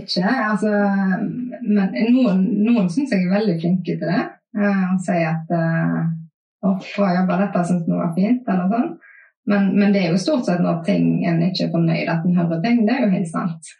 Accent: Haugesund, Rogaland, Norway; vi i Haugesund

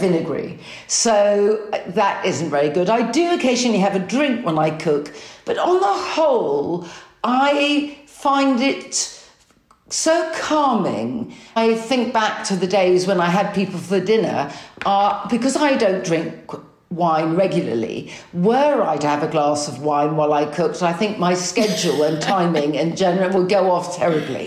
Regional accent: London, United Kingdom; As a Londoner

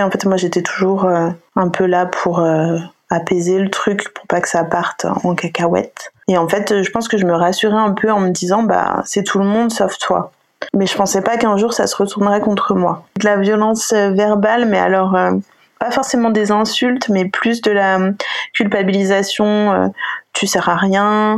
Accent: Savoie, Auvergne-Rhône-Alpes, France; moved away as an adult; also born or lived in Lyon; J'habitais à Lyon jusqu'à cet été et là je suis revenue euh, au Bercail, on va dire euh, en Savoie, près du lac du Bourget

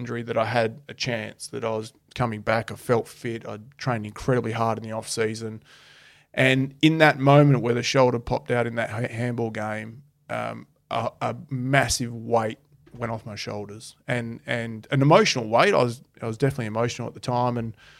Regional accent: Adelaide, South Australia, Australia; moved away; also born or lived in Perth, Western Australia; I grew up in Adelaide

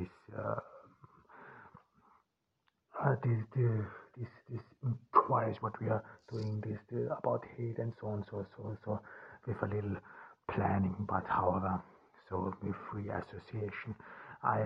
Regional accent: Ordu, Turkey; here in Turkey on this cloudy July day in Ordu in my hometown

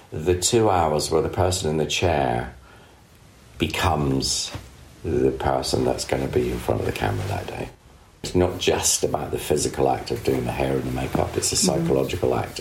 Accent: Scotland, United Kingdom; I, I, lived in a council estate in the country.

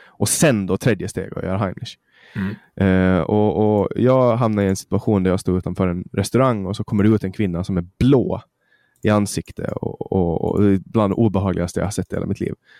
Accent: Mariehamn, Åland Islands; Mariehamn där jag kommer ifrån

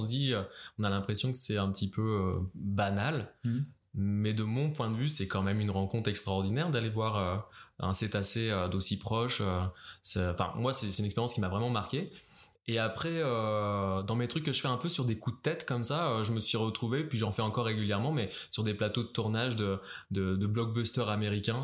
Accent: France; moved away as an adult; also born or lived in Paris; now in Montreal, Canada; au Québec en tant que Français

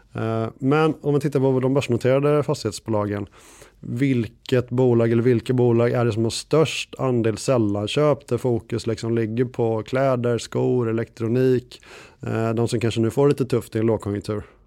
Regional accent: Gothenburg, Västra Götaland, Sweden; now in Stockholm, Sweden; jag är, eh, en god och glad göteborgare

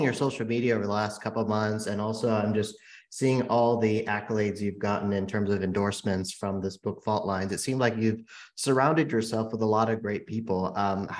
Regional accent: San Francisco, California, United States; I'm born and raised in San Francisco

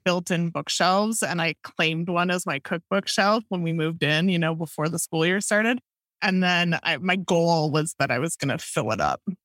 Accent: Madison, Wisconsin, United States; I grew up in Madison, Wisconsin

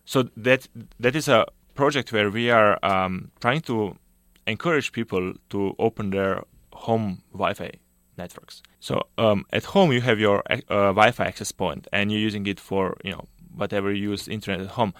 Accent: Slovenia; moved away as an adult; I did my undergrad, uh, back home in Slovenia. So I'm from Slovenia

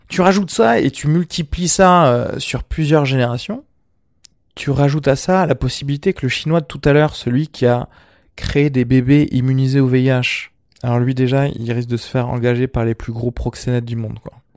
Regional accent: Algeria; je suis méditerranéen vu que je suis né en Algérie

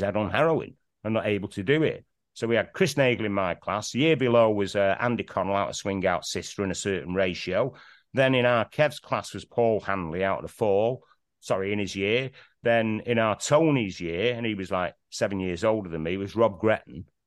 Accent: Manchester, North West England, United Kingdom; accent: Mancunian; growing up in Manchester

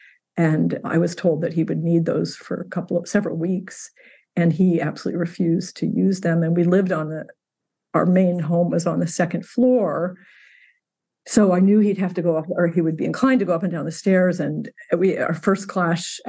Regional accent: Indiana, United States; moved away as an adult; also born or lived in Alaska; now in Washington, United States; I grew up in Indiana

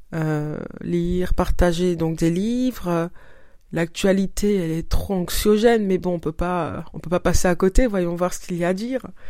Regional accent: Paris, Île-de-France, France; moved away as an adult; also born or lived in Senegal (ancestry); now in Montreal, Canada; je suis née à Paris et j'y ai vécu bah, jusqu'à mes 31, la veille de mes 31 ans. Et depuis, ben je suis au Canada.

